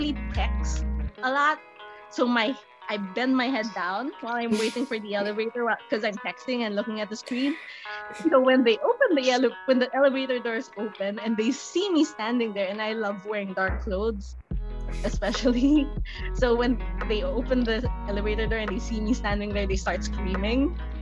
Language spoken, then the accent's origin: English; Philippines; I live in the Philippines, and the Philippines is a very conservative Catholic country, but at the same time I was raised with Buddhist culture